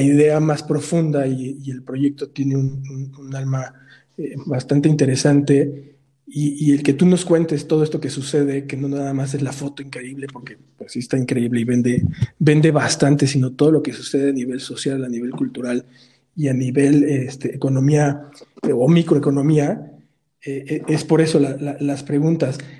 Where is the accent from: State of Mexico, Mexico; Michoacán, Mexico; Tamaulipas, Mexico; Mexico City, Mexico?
Mexico City, Mexico; nosotros como chilangos